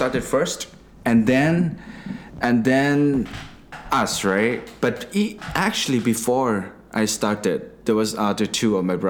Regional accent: Bangkok, Thailand; from Bangkok, born and raised.

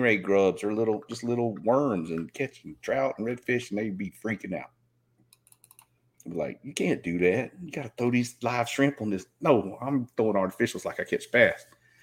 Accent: Southeast Georgia, United States; moved away as an adult; now in Southeast Texas, United States; growing up there in Southeast Georgia

